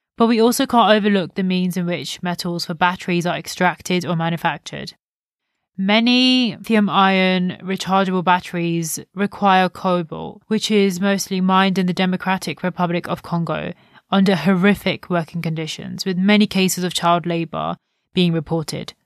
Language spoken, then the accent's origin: English; India; an Indian myself that has grown up with the understanding of the importance of minimal waste